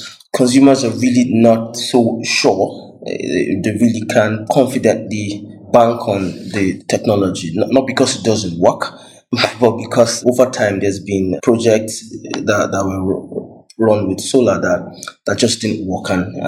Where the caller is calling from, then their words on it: Abuja, Federal Capital Territory, Nigeria; I'm calling from Abuja, Nigeria.